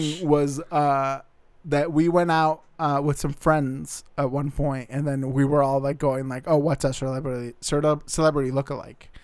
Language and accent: English; Arizona, United States; also born or lived in Montana; now in Seattle area, United States; I'm originally from Arizona